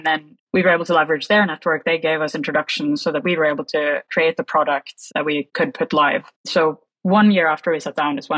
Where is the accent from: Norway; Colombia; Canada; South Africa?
Norway; Oslo; moved away as an adult; also born or lived in London / San Francisco; I moved from Norway when I was 27 years old.